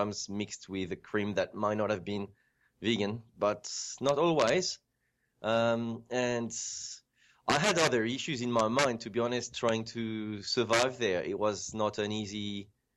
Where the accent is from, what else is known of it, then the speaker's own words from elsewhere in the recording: France; moved away as an adult; also born or lived in Djibouti; now in Australia; I grew up in France